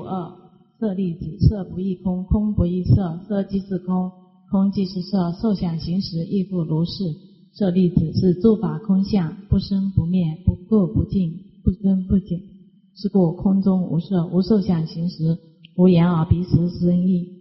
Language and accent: Chinese; Huangshan, Anhui, China; 我来自安徽黄沙